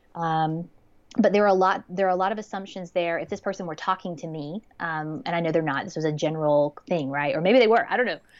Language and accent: English; Georgia, United States; I'm from Georgia